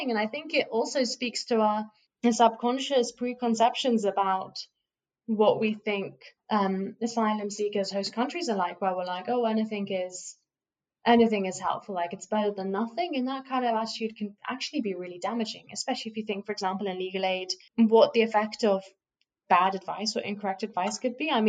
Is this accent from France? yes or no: no; United Kingdom; like I, as a British citizen, if I needed to go to the hospital